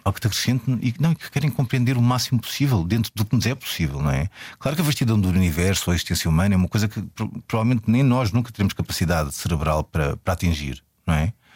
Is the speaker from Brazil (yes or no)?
no; Portugal